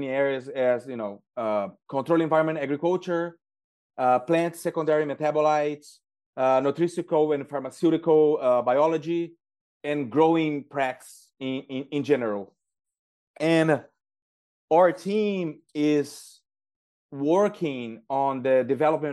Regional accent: Uraí, Paraná, Brazil; now in United States; I'm originally from Brazil, and I grew up in a small town called Urai

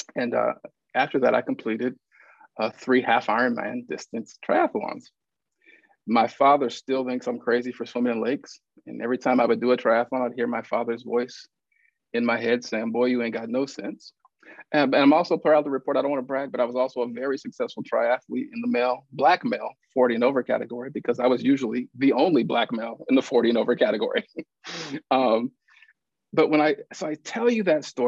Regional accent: Lincoln, Nebraska, United States; I was born and raised in Lincoln, Nebraska

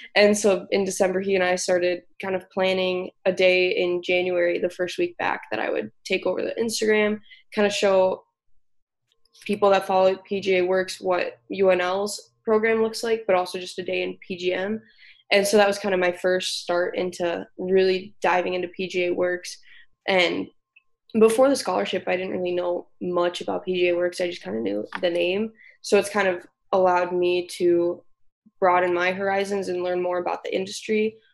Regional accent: Brookings, South Dakota, United States; I grew up in Brookings, South Dakota

